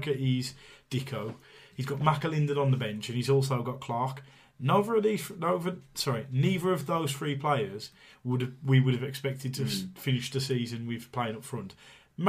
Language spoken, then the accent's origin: English; Tipton, West Midlands, United Kingdom; I'm from Tipton, a lot of my friends are Albion fans.